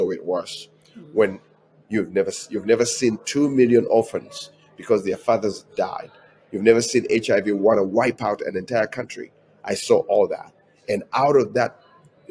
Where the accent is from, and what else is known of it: Uganda; moved away as an adult; now in United States